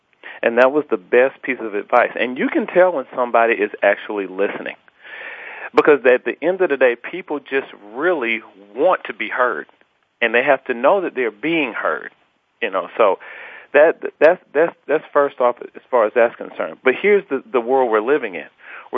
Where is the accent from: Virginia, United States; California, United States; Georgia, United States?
Georgia, United States; Atlanta; Well, yeah, I'm a true Southern gent, and I'm blessed to say that I grew up with, you know, a fantastic mother and father in the home who reared me